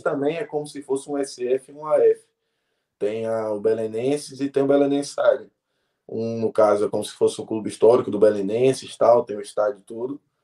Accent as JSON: {"language": "Portuguese", "town": "Caruaru", "region": "Pernambuco", "country": "Brazil", "tie": "born or raised there", "moved": "yes", "lives_now": "Portugal", "said": "Eu nasci em Caruaru, no interior"}